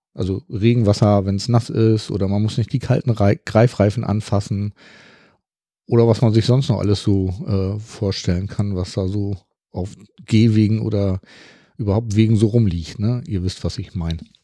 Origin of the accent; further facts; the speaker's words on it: Hamburg, Germany; ich bin ja aus dem Norden von Hamburg